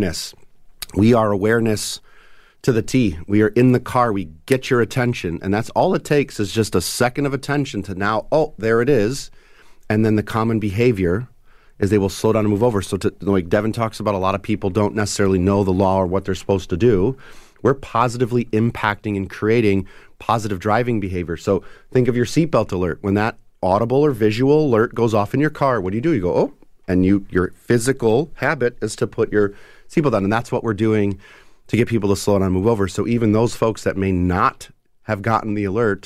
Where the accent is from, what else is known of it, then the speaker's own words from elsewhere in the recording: United States; being an American